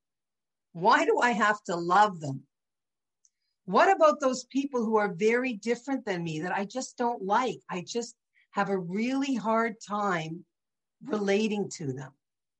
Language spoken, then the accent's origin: English; St. Catharines, Ontario, Canada; I'm from St. Catharines. We talked to strangers our whole life.